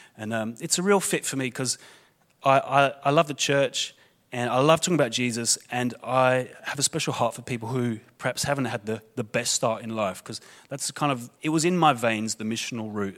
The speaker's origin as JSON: {"language": "English", "region": "London", "country": "United Kingdom", "tie": "born or raised there", "moved": "yes", "said": "I was born in London, England. You'll be able to hear my accent"}